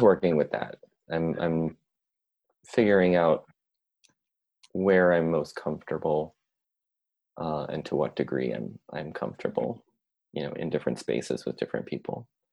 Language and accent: English; United States; first language English; I'm an American but mm-hmm. um, by way of uh, Italian and Irish um, ancestry